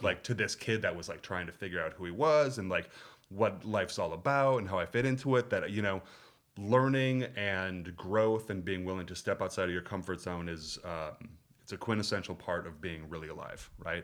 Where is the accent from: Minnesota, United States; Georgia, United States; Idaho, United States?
Minnesota, United States; Minneapolis; moved away as an adult; also born or lived in Berkeley; I grew up in Minneapolis in a not particularly Jewish community